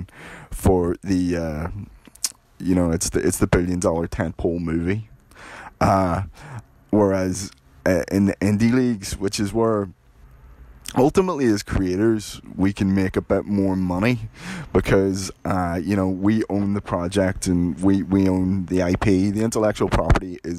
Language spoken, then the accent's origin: English; Belfast, Northern Ireland, United Kingdom; I grew up in Belfast during the 1980s